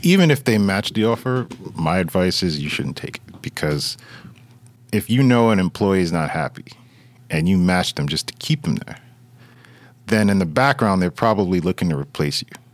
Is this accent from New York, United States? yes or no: yes; New York City, New York, United States; now in Fort Lee, United States; I was born and raised in Brooklyn, but I got out of there and I moved over to Fort Lee, New Jersey.